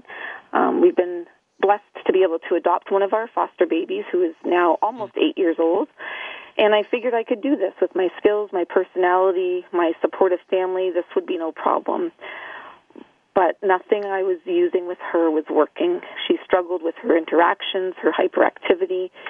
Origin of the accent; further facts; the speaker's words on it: Ontario, Canada; also born or lived in Winnipeg, Manitoba; I was born in Winnipeg, Manitoba, and I was adopted at 10 days old into a family with three older brothers, and then moved to Ontario when I was three.